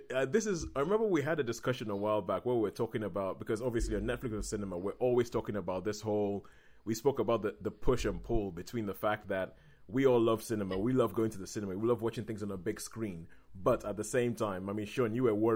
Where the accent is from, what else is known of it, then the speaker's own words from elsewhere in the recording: United Kingdom; we are British